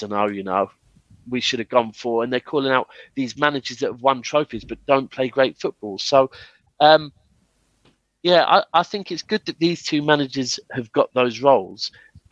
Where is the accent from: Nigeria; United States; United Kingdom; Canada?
United Kingdom; England; as English